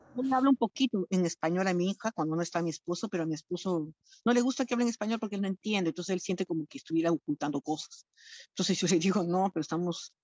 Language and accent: Spanish; Lima, Peru; moved away as an adult; now in France; Peruana de Lima soy de Lima